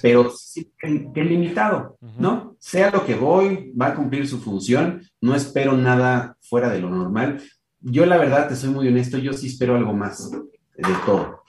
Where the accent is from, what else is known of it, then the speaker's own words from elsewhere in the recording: Mexico; soy mexicano de nacimiento